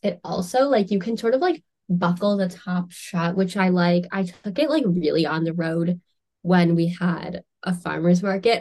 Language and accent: English; United States; as an American